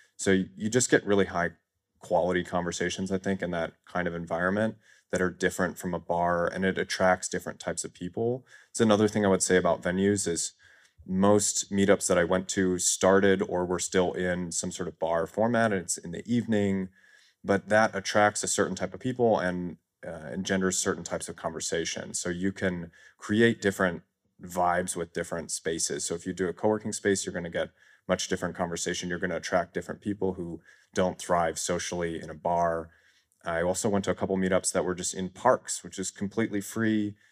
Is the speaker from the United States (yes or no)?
yes; Chicago, Illinois, United States; moved away as an adult; now in Thailand; I live in Thailand full-time. I moved there in twenty nineteen, but I'm born and raised in Chicago.